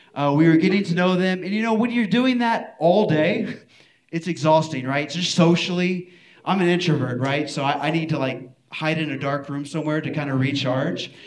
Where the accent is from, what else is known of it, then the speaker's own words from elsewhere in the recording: Houston, Texas, United States; I'm from Houston